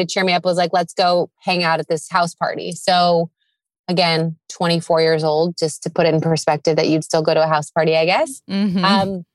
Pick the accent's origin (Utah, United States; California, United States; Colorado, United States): California, United States; San Diego; I'm from San Diego, California, specifically Mission Hills